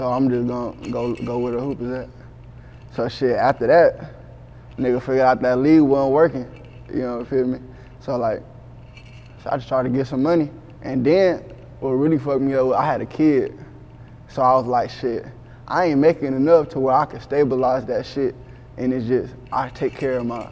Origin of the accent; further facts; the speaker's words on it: Texas, United States; also born or lived in Cleveland, Ohio / Houston, Texas; I'm from Cleveland, Ohio, but I would say I was raised in Texas. For real, like San Antonio area